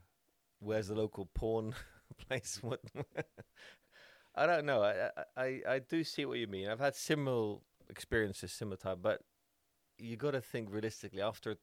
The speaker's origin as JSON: {"language": "English", "country": "Netherlands"}